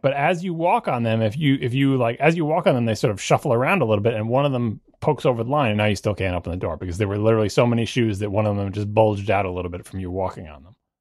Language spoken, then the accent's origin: English; Long Island, New York, United States; I grew up on Long Island